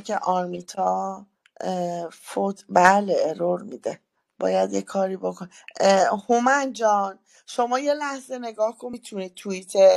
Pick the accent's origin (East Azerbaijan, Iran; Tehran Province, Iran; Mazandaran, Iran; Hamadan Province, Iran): Mazandaran, Iran; Sari; شهر من بود شهر ساری